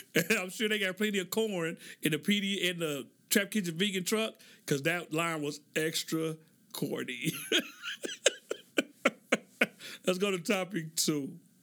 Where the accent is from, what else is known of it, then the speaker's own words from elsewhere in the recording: Oklahoma, United States; moved away; So I grew up in Oklahoma